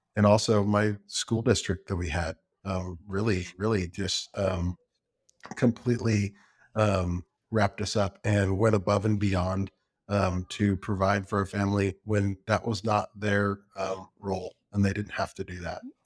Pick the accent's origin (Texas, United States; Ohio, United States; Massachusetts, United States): Texas, United States; Round Rock; also born or lived in Lubbock, Texas; now in Georgetown, United States; I grew up in Round Rock.